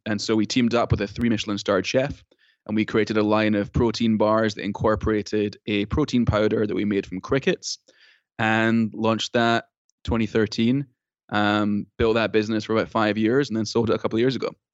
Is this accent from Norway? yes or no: no; Scotland, United Kingdom; now in United States; I'm from Scotland